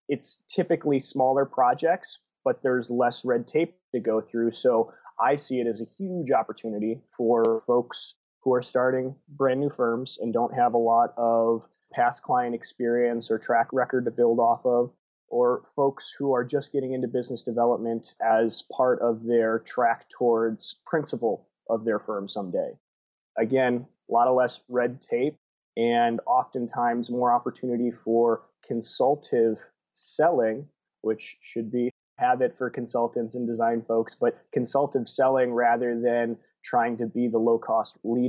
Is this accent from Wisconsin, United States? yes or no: yes; Wisconsin, United States; moved away as an adult; And then when I graduated college, I moved from Southern Wisconsin to Southern California